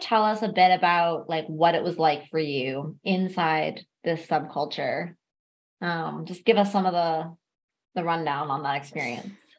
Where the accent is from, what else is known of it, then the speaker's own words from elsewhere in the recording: Ontario, Canada; I'm from Ontario and like I most of my experience with this culture happened in Toronto